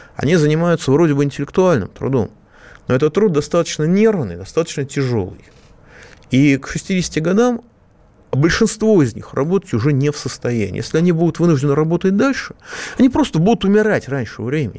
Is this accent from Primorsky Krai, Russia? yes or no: no; Moscow, Russia; Я тоже москвич